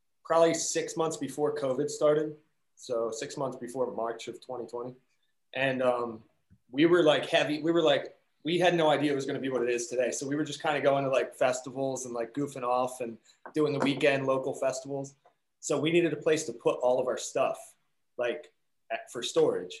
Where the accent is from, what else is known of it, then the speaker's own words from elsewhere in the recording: New Jersey, United States; right in South Jersey. We're probably about 30 minutes from Atlantic City